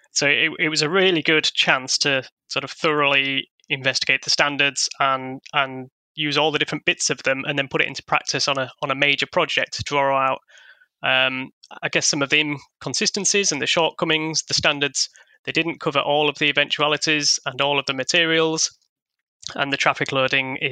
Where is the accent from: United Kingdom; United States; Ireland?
United Kingdom; Hull, Yorkshire and the Humber; the city of Hull, which is my hometown